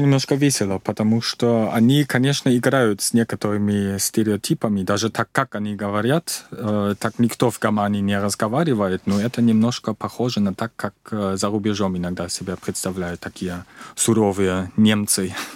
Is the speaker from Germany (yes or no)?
yes; Mecklenburg-Vorpommern, Germany; Russian is a second language; moved away as an adult; now in Russia; в этом регионе, откуда я, Мекленбург, предпомерания